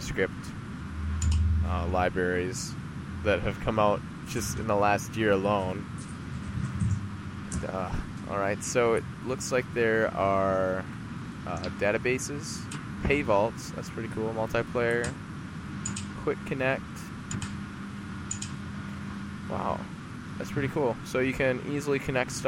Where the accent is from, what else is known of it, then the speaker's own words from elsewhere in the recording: United States; I'm American